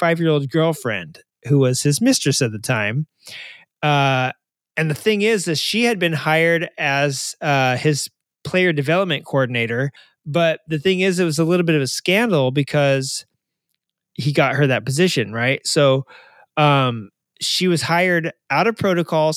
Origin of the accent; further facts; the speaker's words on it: Arkansas, United States; I'm from Arkansas